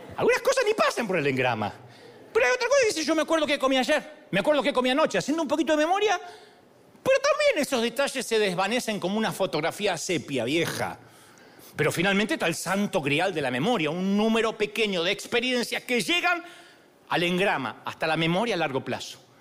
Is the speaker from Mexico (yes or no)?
no; Argentina; yo soy argentino